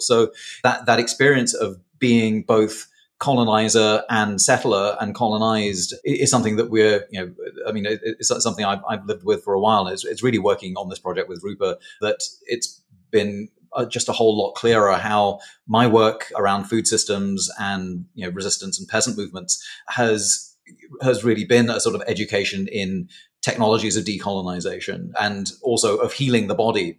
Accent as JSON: {"language": "English", "region": "England", "country": "United Kingdom", "accent": "posh", "moved": "yes", "said": "my folks met in Britain, and now I'm here."}